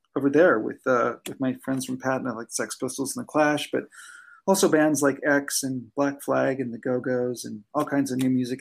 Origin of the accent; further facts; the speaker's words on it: Southern California, United States; I grew up in Southern California